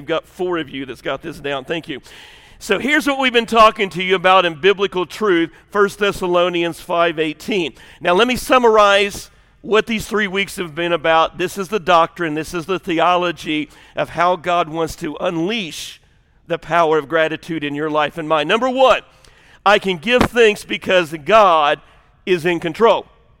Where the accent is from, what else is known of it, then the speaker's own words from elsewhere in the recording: the South, United States; Me and my family, we're from the South.